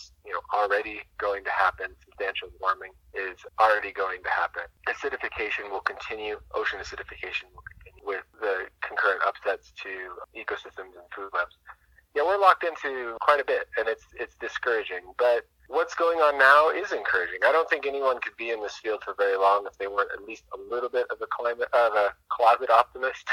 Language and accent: English; near the Sauk River, Washington, United States; the Sauk River in Washington, which is pretty close to my hometown